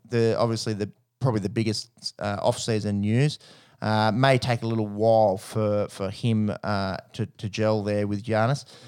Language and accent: English; Australia; as an Aussie on tour